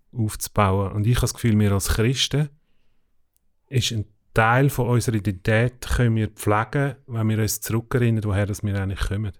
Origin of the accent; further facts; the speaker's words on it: Switzerland; wir als Schweizer